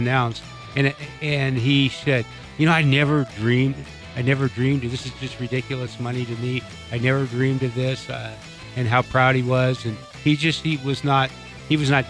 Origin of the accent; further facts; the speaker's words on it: Oregon, United States; now in Denver, United States; I grew up on the West Coast in Oregon